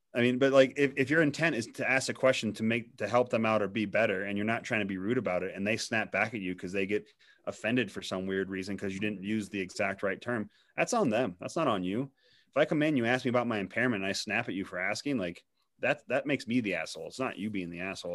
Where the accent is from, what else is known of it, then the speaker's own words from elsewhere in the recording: Missouri, United States; And I grew up in Missouri.